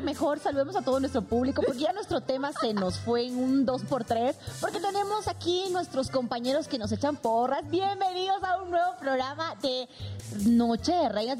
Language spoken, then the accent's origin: Spanish; Sucre, Chuquisaca, Bolivia; now in Mexico; en mi Sucre natal, o sea, donde yo nací, que es la capital de Bolivia histórica